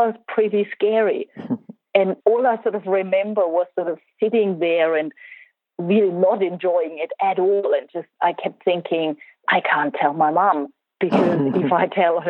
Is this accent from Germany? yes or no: yes; Germany; I grew up in Germany.